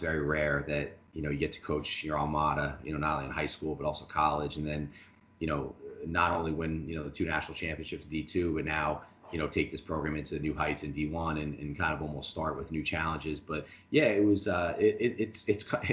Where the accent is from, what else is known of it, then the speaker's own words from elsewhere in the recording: Long Island, New York, United States; moved away as an adult; growing up on Long Island, you know, I played for St. Dominic